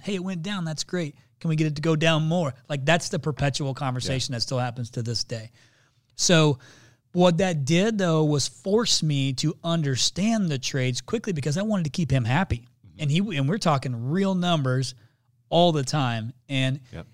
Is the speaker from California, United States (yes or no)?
no; Indiana, United States; I'm from Indiana